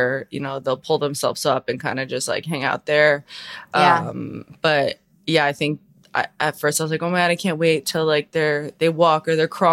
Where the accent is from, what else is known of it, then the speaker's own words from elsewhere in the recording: Long Island, New York, United States; moved away as an adult; now in Missoula, United States; New York, like Long Island